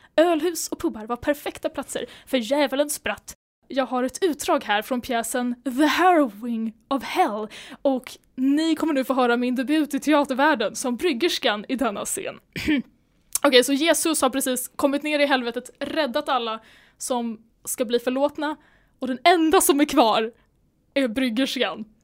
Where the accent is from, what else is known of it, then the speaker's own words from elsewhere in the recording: Sweden; som svensk